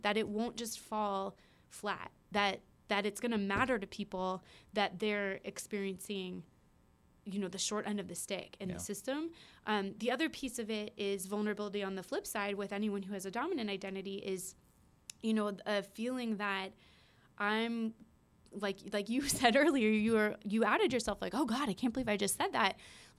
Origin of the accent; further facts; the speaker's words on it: West Des Moines, Iowa, United States; I grew up in Iowa. I grew up in West Des Moines, Iowa.